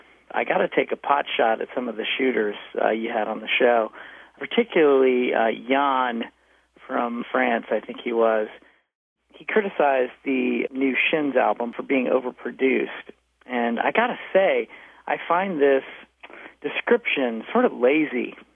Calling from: Leesburg, Virginia, United States; I'm calling from Leesburg, Virginia. We got turkeys out here

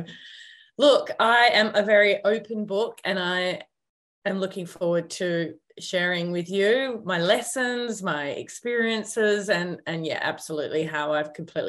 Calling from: Byron Bay, New South Wales, Australia; I am coming to you hot from Byron Bay.

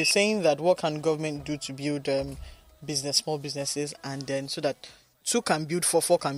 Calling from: Nigeria; I'm calling from Ajawa Estate.

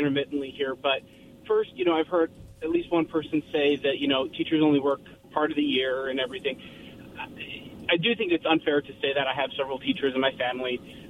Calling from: Kennewick, Washington, United States; Hi, this is … in Kennewick.

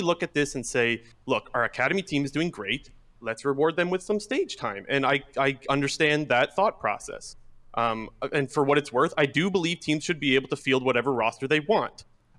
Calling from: Ontario, Canada; Calling from Ontario.

